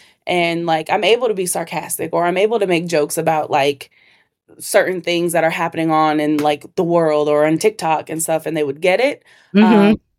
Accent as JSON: {"language": "English", "region": "Minnesota", "country": "United States", "tie": "born or raised there", "said": "But okay. I grew up in Minnesota."}